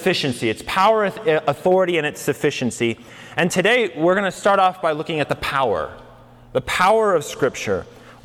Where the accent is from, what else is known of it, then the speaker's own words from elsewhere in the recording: Colorado, United States; moved away as an adult; now in New Mexico, United States; I grew up in Colorado, so I'm kind of from this part of the world a little bit.